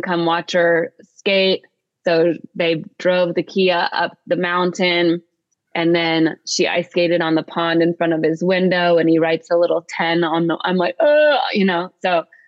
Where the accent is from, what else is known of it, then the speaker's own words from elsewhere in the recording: Atlanta, Georgia, United States; I'm from Atlanta.